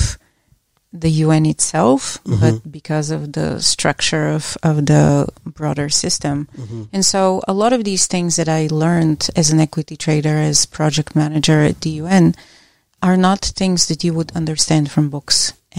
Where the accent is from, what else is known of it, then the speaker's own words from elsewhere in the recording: Bulgaria; now in United States; I grew up in Bulgaria